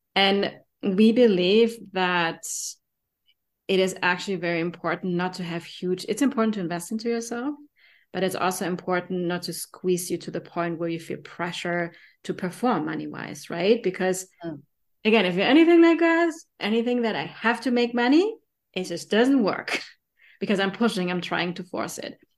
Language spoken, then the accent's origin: English; Germany; accent: German; English is a second language; my German accent